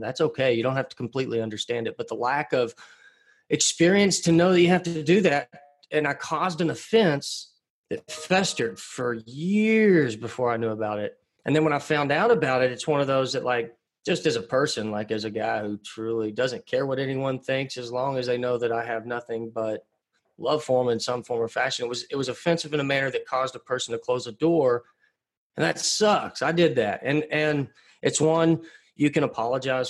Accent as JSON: {"language": "English", "town": "Pottsboro", "region": "Texas", "country": "United States", "tie": "born or raised there", "moved": "as an adult", "said": "I'm a framer's son from Pottsboro, Texas. I actually live back in my hometown again now"}